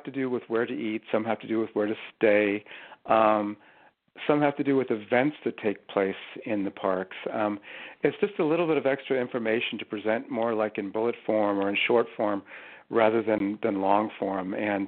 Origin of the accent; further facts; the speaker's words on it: California, United States; And growing up in Southern California, we had, I remember, a long road trip up the Pacific Coast to national parks